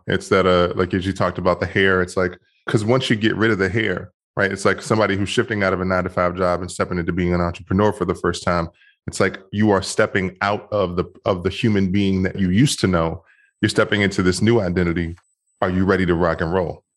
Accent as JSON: {"language": "English", "town": "Washington", "region": "District of Columbia", "country": "United States", "tie": "born or raised there", "also_born_or_lived": "Bethesda, Maryland", "moved": "yes", "said": "I grew up in Washington, D C, and I grew up in a, a really tough neighborhood initially. And then I moved to Maryland and went to high school in Maryland"}